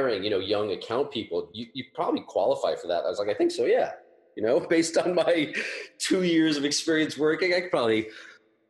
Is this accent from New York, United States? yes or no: yes; Long Island, New York, United States; I came from Long Island